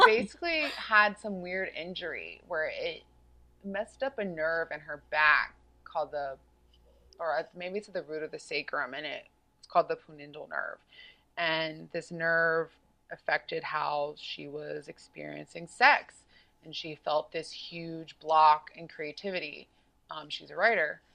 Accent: South Carolina, United States; I grew up in South Carolina

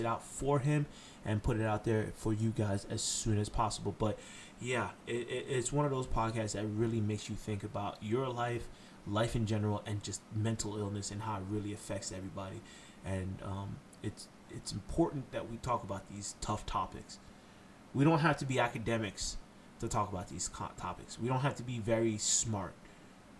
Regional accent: Haiti; I'm Haitian. I'm from Haiti

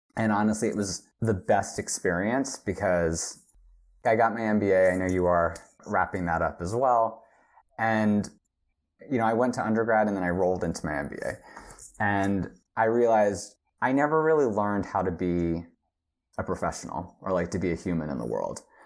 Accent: right outside Philadelphia, Pennsylvania, United States; moved away as an adult; also born or lived in Los Angeles; now in South Korea; I grew up right outside Philadelphia

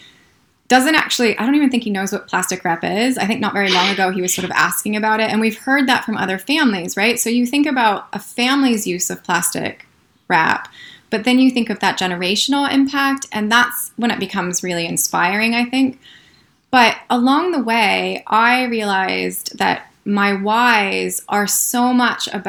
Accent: United States; moved away as an adult; now in New Zealand; as an American

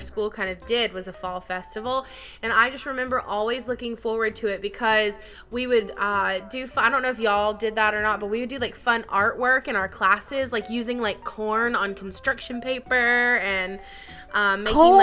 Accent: the South, United States; Growing up in the South

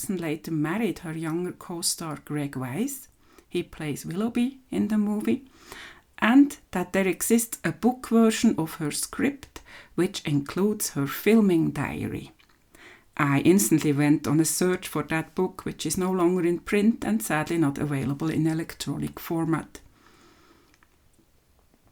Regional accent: Switzerland; from Switzerland

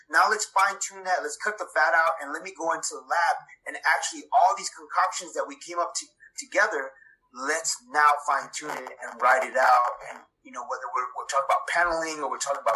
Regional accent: Los Angeles, California, United States; I was born in Los Angeles, California

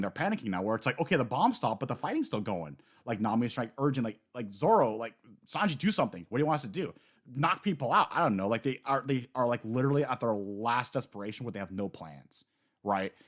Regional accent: United States; as an American

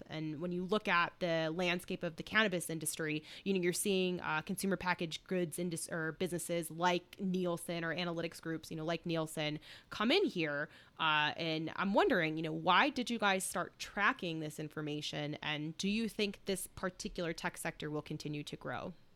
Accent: Chicago, Illinois, United States; now in Colorado, United States; I'm from Chicago

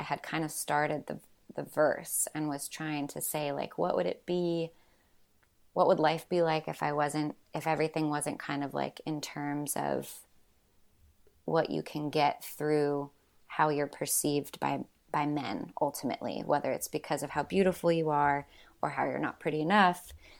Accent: Washington, United States; now in Nashville, United States; And I grew up mostly in Washington State through the military. We always got stationed back there.

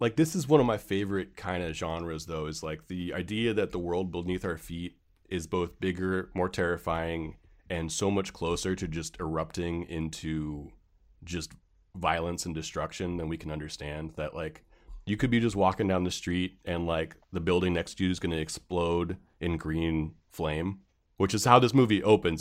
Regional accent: San Francisco, California, United States; growing up in San Francisco

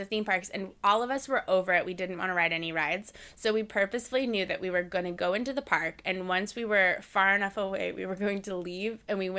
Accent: Central Florida, United States; growing up in Central Florida

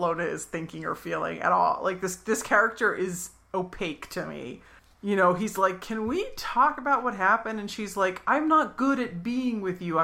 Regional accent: Philadelphia, Pennsylvania, United States; We're from Philadelphia.

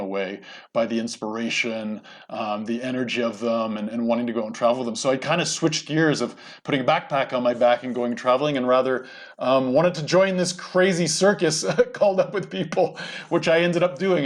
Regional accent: Canada; moved away as an adult; now in United States; I grew up in Canada, by the way. I'm sort of a Canadian American.

